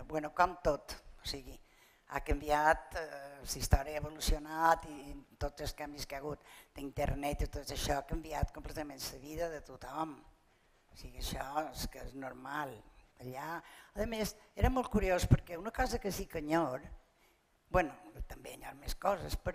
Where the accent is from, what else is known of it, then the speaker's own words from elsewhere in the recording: Palma, Balearic Islands, Spain; I vaig néixer a Palmes, a plaça de Sant Eulari, i, i res, vaig viure allà fins que me vaig casar, vaig viure allà fins els 23 anys